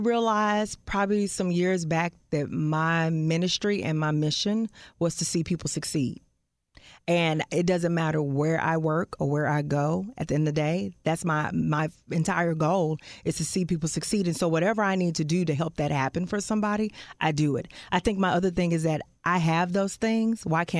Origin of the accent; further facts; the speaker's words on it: Fort Worth, Texas, United States; I'm from Fort Worth.